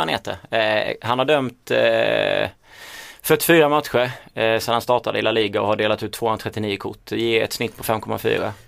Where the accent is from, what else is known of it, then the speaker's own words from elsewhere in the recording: Småland, Sweden; accent: Småland; min småländska stämma